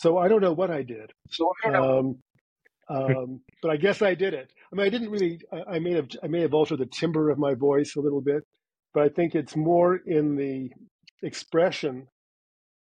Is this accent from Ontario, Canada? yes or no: no; Montreal, Quebec, Canada; accent: Canadian; moved away as an adult; now in United States; in my hometown, which is Montreal